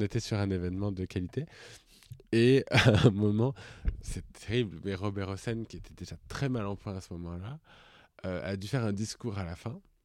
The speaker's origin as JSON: {"language": "French", "area": "Puy-de-Dôme", "region": "Auvergne-Rhône-Alpes", "country": "France", "said": "moi, je viens du Puy-de-Dôme."}